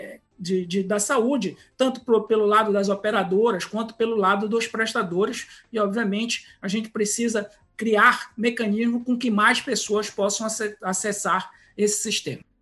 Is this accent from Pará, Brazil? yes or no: yes; Pará, Brazil; eu sou paraense